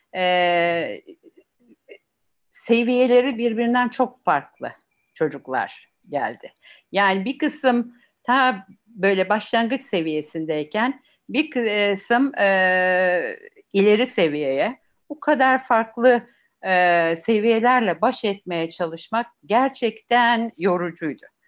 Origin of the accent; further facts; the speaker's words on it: Turkey; Bizim Akdeniz tabiatıyla